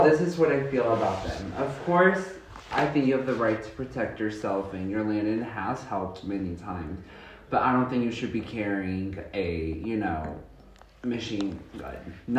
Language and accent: English; McGregor, Texas, United States; also born or lived in Waco, Texas; December the 8th, 2002, when I was born, and I am from Waco, Texas, and I grew up in McGregor, Texas, which is not that far from Waco. It's a few minutes away.